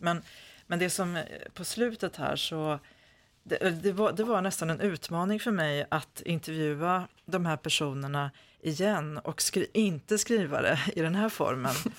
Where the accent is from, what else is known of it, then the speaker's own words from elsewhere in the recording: Malung, Dalarna County, Sweden; jag är ju född i Malung och pappa var från Malung